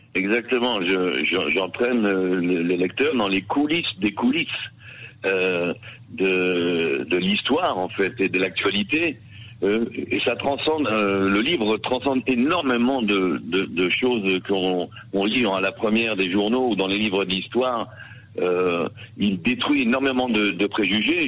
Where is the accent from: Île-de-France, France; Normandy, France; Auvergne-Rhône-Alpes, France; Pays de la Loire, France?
Île-de-France, France; Paris; moved away as an adult; now in Israel; En tant que Parisien, justement, en tant que Français qui fait l'alia vers Israël